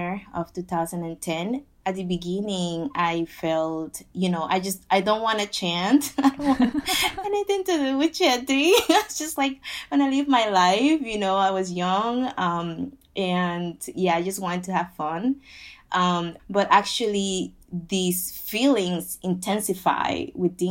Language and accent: English; Panama; also born or lived in Queens, New York; now in New York, United States; I am originally from Panama, and I am 34 years old.